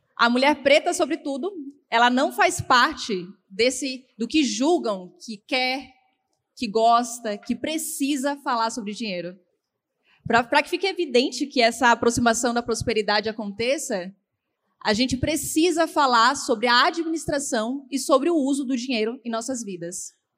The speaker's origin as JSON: {"language": "Portuguese", "region": "Bahia", "country": "Brazil", "tie": "born or raised there", "said": "eu nasci na Bahia"}